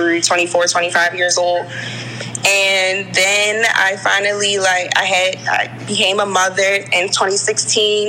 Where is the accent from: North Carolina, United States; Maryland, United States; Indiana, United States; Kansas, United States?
Maryland, United States; Baltimore; I grew up in Baltimore. I was born at Johns Hopkins. I grew up in West Baltimore, right across the street from Mondawmin Mall